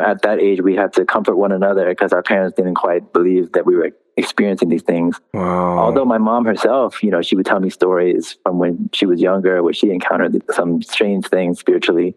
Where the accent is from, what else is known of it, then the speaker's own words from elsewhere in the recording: United States; I actually grew up here in the States.